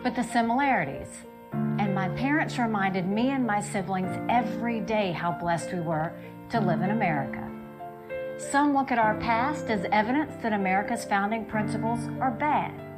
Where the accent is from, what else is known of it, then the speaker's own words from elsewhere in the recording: South Carolina, United States; I was born and raised in South Carolina